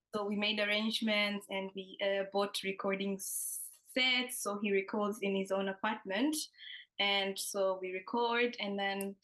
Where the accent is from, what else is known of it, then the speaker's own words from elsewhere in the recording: Tanzania; moved away as an adult; now in The Hague, Netherlands; I am from Tanzania.